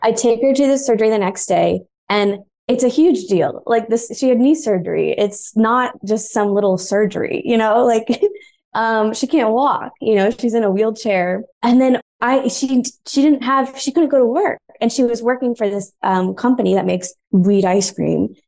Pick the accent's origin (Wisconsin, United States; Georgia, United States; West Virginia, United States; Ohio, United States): Georgia, United States; Atlanta; moved away as an adult; also born or lived in Boston / New York; now in Los Angeles, United States; I grew up in Atlanta, but then I went to college elsewhere in Georgia